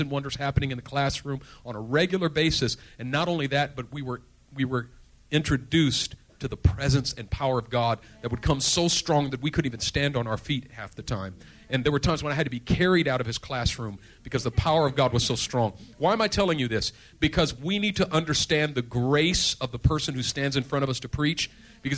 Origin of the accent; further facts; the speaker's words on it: Oakland, California, United States; growing up in East Oakland